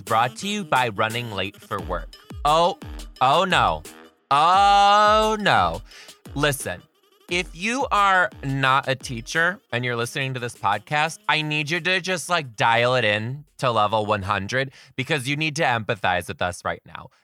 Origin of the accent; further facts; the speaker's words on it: Detroit, Michigan, United States; now in Seattle, United States; I currently live in Seattle, Washington. I am from Detroit, Michigan.